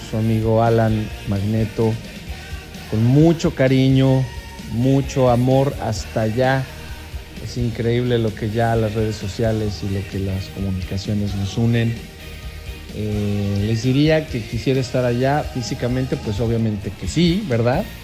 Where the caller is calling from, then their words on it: Buenos Aires, Argentina; Hola Guille … de Buenos Aires, Argentina.